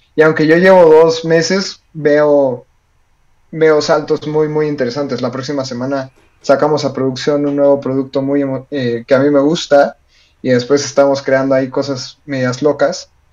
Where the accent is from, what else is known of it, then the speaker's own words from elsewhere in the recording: Mexico; now in Colombia; si son mexicanos como yo